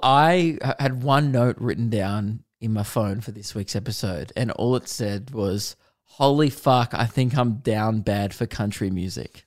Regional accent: Melbourne, Victoria, Australia; biggest shows I've ever done in my hometown

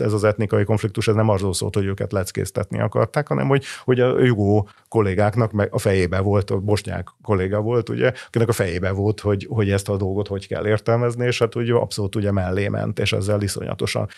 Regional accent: Hungary

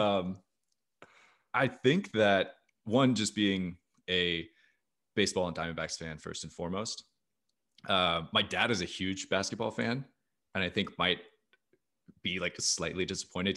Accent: Arizona, United States; I was not born in Arizona, but very much raised in Arizona. That is, that is where my, that is my hometown

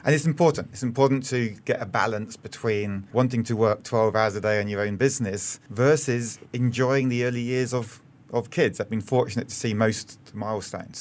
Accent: United Kingdom; moved away as an adult; also born or lived in Australia; now in Singapore; I'm British, and I spent three years in Australia before coming here in early

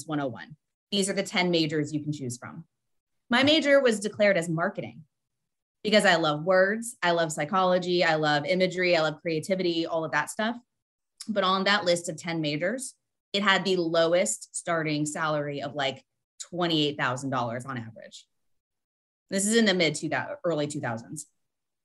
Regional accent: Columbus, Ohio, United States; also born or lived in Sunnyvale, California; now in Charlotte, United States; So Ohio, in my heart, I grew up in Ohio

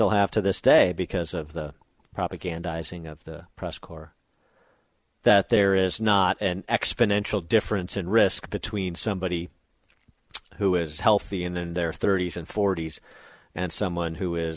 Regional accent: Michigan, United States; my home state

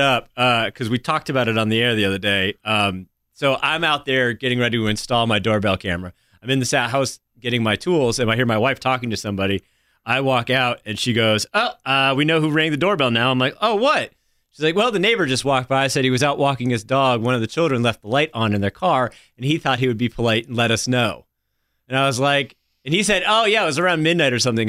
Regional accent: New Hampshire, United States; moved away; I grew up, you know, growing up in New Hampshire in the mountains

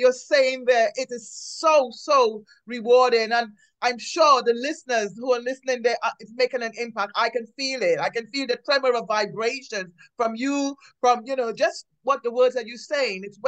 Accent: Trinidad & Tobago; I grew up in the Caribbean, Trinidad

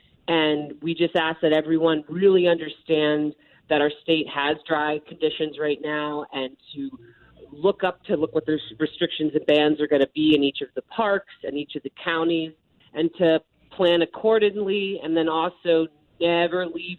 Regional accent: Ireland; As an Irish woman, I need my sunscreen, and it is hot.

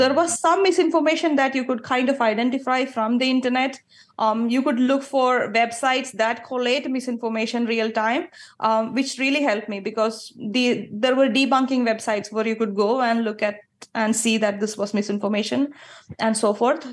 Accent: Kerala, India; moved away as an adult; I grew up in Kerala. Until age twenty-six, I lived in Kerala.

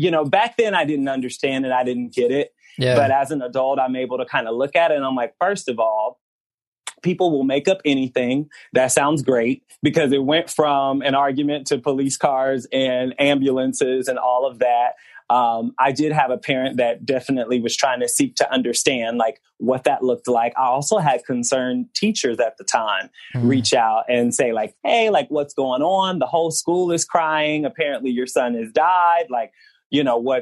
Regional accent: Memphis, Tennessee, United States; also born or lived in Indiana; I was a light-skinned black boy raised in Memphis, Tennessee, raised away 10 hours away from my family because I was born in Indiana

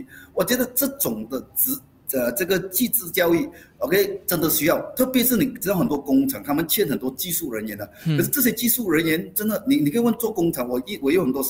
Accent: Malaysia; 我们马来西亚人现在面对最大的一个压力，其实是财务压力。

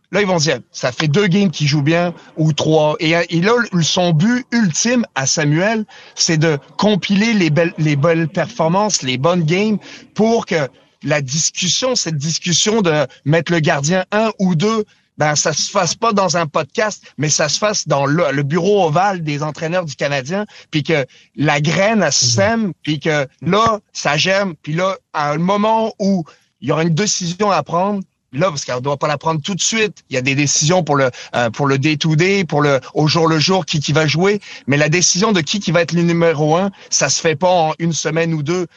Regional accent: France; moved away; quand j'ai grandi en Europe, j'étais en France

